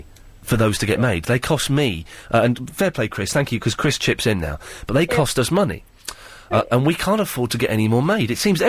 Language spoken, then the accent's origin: English; Slough, South East England, United Kingdom; now in London, United Kingdom; Dion in the Britwell, the council estate where I used to grow up.